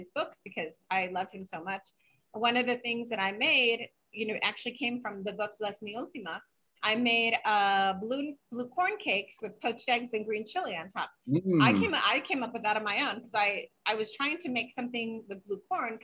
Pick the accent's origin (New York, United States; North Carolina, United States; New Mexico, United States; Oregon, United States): New Mexico, United States; Santa Fe; when I was growing up in Santa Fe